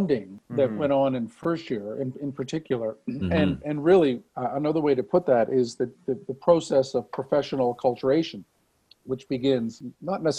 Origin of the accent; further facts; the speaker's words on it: Saint John, New Brunswick, Canada; moved away as an adult; also born or lived in Halifax, Nova Scotia; now in Calgary, Canada; I come from the Maritimes. I come from New Brunswick. So I went to high school, finished high school in St. John, New Brunswick